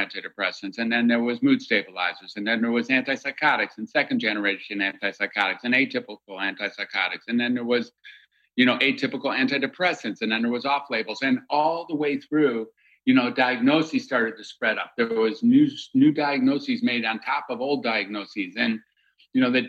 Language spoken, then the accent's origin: English; Michigan, United States; I grew up in Michigan